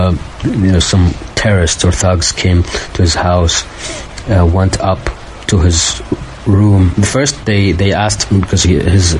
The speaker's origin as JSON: {"language": "English", "town": "Baghdad", "region": "Baghdad Governorate", "country": "Iraq", "tie": "born or raised there", "moved": "as an adult", "lives_now": "Turkey", "said": "I'm from Baghdad. I was born and raised there, and I'm half Iraqi, half Palestinian"}